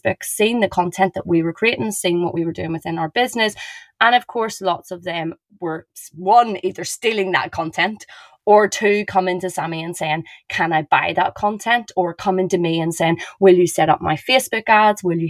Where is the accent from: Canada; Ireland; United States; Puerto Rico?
Ireland; I'm Irish